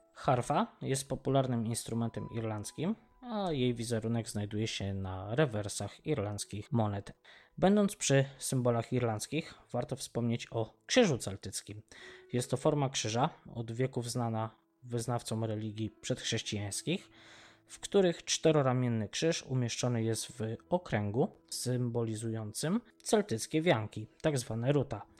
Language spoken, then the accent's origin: Polish; Poland; od Polski, z której pochodzimy z Madziuszką